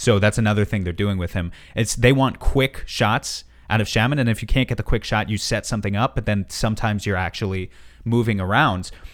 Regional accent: New York City, New York, United States; I grew up in and around New York City. Now I live in the, the rural part of New York State

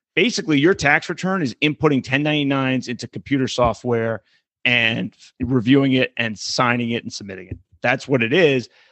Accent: California, United States; my home state of California

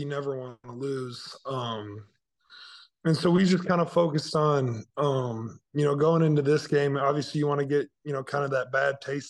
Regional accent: Indiana, United States; But, you know, growing up in Indiana, kind of in the center of the Big Ten

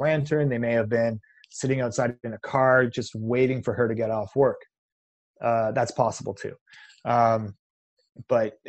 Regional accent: Canada; I'm Canadian

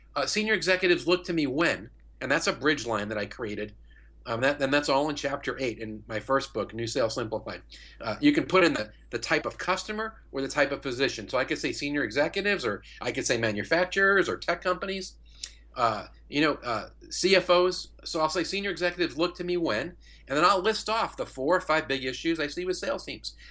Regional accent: New York, United States; moved away as an adult; now in St. Louis, United States; I'm not from Saint Louis. I live here. I've lived here twenty years. I'm from New York

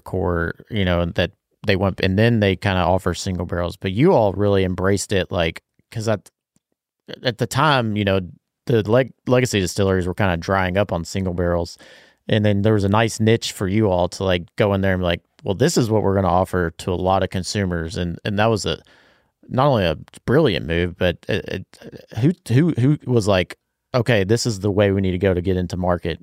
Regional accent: Bardstown, Kentucky, United States; I grew up in Barstown

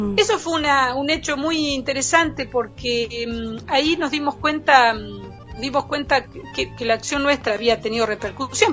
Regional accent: Argentina; moved away as an adult; also born or lived in France; de mi tierra

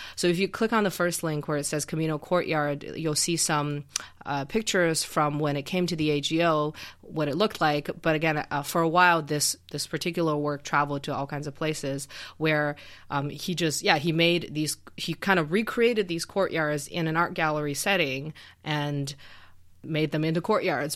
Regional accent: Xi'an, Shaanxi, China; moved away; I grew up in Xi'an, um, in northwestern China

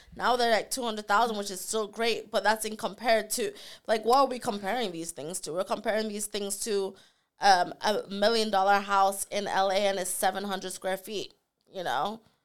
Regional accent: Nottingham, East Midlands, United Kingdom; from Nottingham

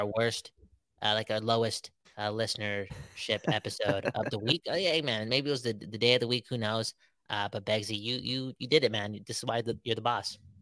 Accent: Surrey, British Columbia, Canada; We're from Surrey after all

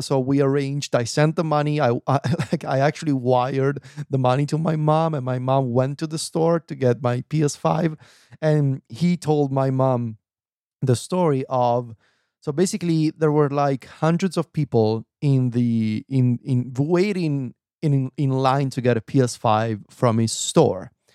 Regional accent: Viterbo, Lazio, Italy; now in Rome, Italy; my hometown in Viterbo

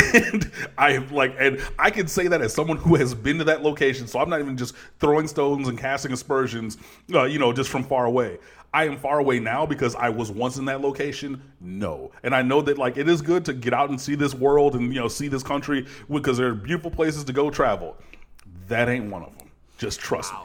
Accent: Detroit, Michigan, United States; moved away; my hometown of detroit michigan

